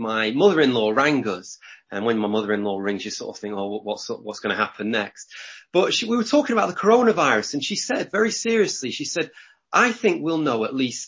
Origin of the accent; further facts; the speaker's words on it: Lancashire, North West England, United Kingdom; I'm from Lancashire. We like to do things backwards here.